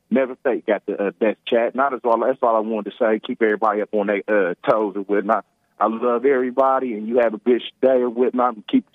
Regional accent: United States; I'm American.

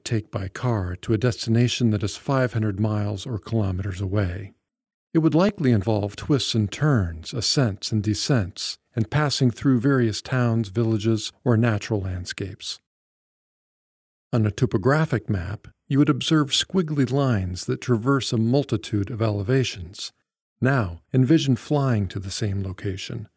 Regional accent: the middle of America, Midwest, United States; now in Seattle, United States; my hometown in the middle of America

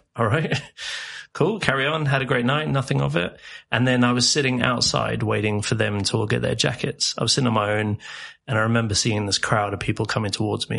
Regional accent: England, United Kingdom; moved away as an adult; also born or lived in South Africa; now in Sweden; I, was born in England and then spent sort of formative years. So I guess from like yeah, seven eight months to around eight nine years old in South Africa, and then okay. moved to England.

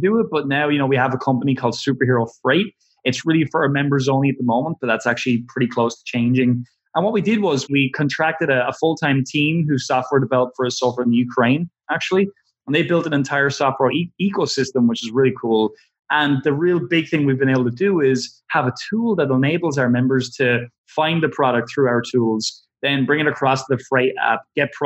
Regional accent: Ireland; we're from Ireland, you know, a little town where nobody's heard of anything like ClickFunnels

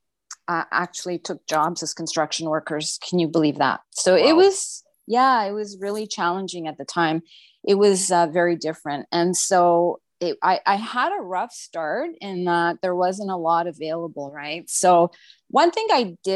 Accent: Montreal, Quebec, Canada; moved away as an adult; also born or lived in Ottawa, Canada; now in Toronto, Canada; I'm from Montreal originally

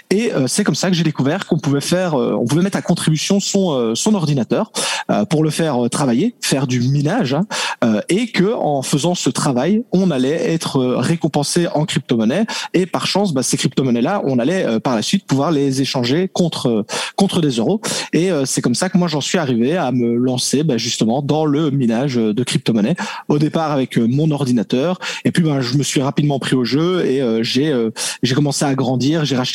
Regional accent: French-speaking Belgium, Belgium; accent: Belgian; Je suis de Belgique, euh, Belgique francophone, donc euh, c'est ça le petit accent que, que l'on peut entendre.

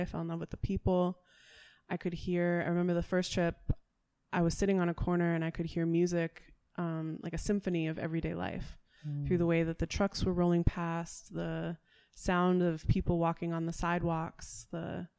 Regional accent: Washington, District of Columbia, United States; I'm from Washington, D.C. originally, and come to learn that kind of the music that I grew up with in D.C., go-go

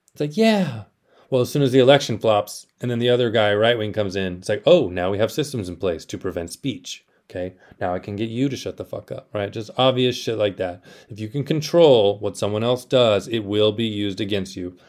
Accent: South Texas, United States; moved away as an adult; also born or lived in Austin, Texas; I grew up in South Texas.

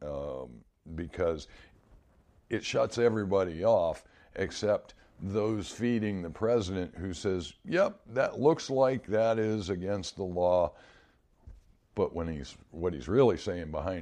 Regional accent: United States; as an American citizen

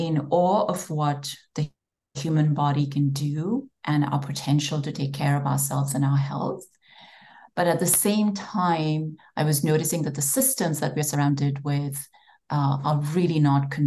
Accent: India; moved away as an adult; So I grew up in India

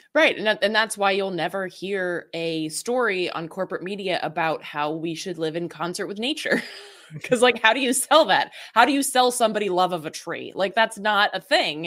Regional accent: the South, United States; I grew up in the South

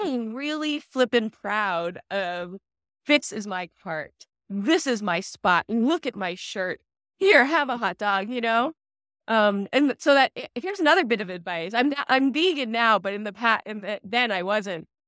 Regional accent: New Jersey, United States; I am a Jersey girl

